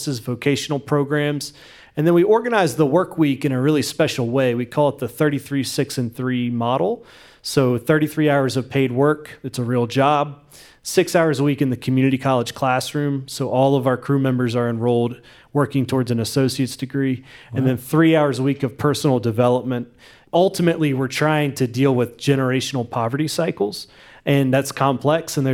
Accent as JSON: {"language": "English", "region": "West Virginia", "country": "United States", "tie": "born or raised there", "said": "growing up in West Virginia"}